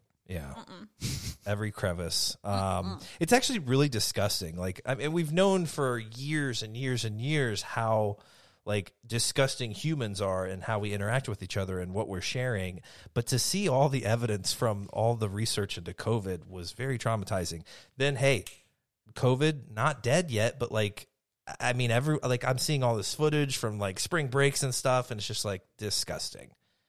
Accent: United States; Give me affirmation that I am from the United States.

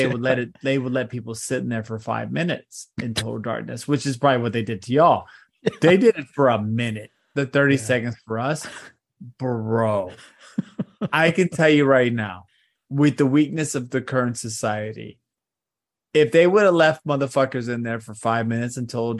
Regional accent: Texas, United States; this is the Texas I grew up in, right? I grew up in the Texas where like Houston and then like Austin and San Antonio is kind of like that triangle.

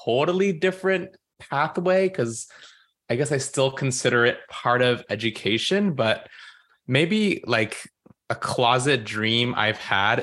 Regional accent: California, United States; moved away; I am originally from California, and so I was born and raised there

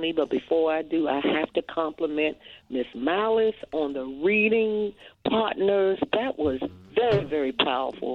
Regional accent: Washington, District of Columbia, United States; calling from my hometown, D.C.

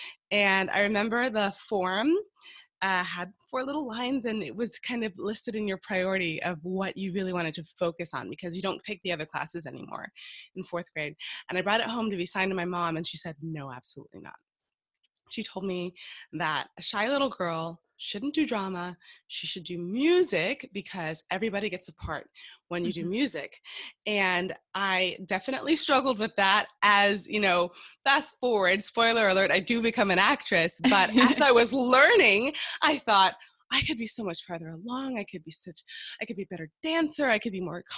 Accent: Miami, Florida, United States; moved away; I'm from Miami, Florida, American girl

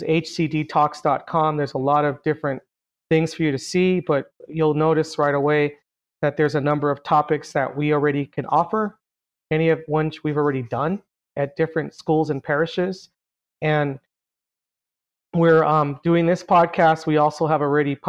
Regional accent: Carson, California, United States; I was born and raised in Carson, California

